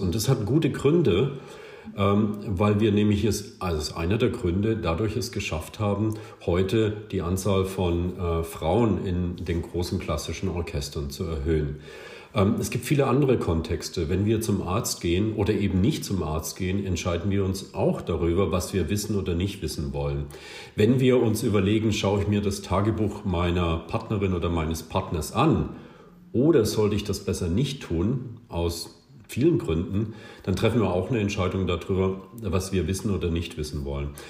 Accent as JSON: {"language": "German", "region": "West Germany", "country": "Germany", "said": "ich komme aus Westdeutschland, als Westdeutsche"}